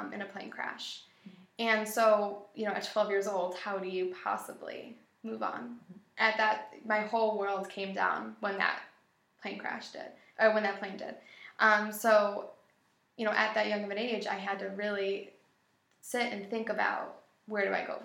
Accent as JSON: {"language": "English", "town": "Buffalo", "region": "New York", "country": "United States", "tie": "born or raised there", "said": "I am from Buffalo, born and raised. Buffalo will always be my city"}